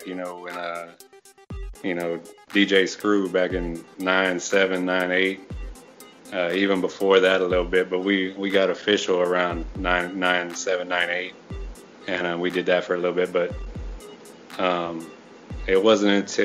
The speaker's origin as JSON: {"language": "English", "town": "Houston", "region": "Texas", "country": "United States", "tie": "born or raised there", "also_born_or_lived": "Clear Lake", "said": "I was born and raised in Houston"}